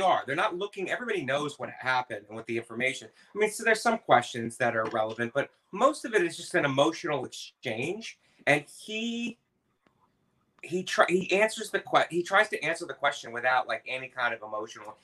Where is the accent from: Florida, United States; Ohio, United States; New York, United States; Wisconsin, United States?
Ohio, United States; Youngstown; moved away; also born or lived in Philadelphia; I grew up in Northeast Ohio in Youngstown, Ohio.